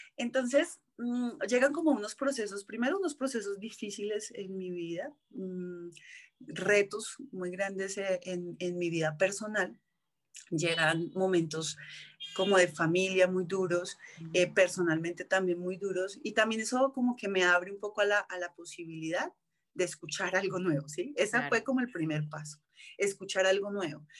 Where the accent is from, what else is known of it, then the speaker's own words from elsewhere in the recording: Colombia; also born or lived in New York; soy colombiana.